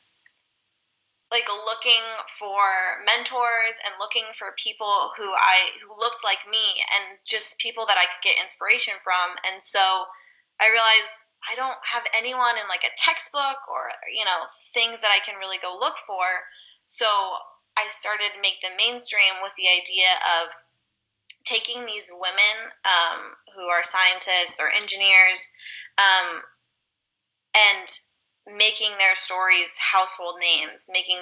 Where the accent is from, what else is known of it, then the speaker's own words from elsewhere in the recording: California, United States; I'm from California, born and raised.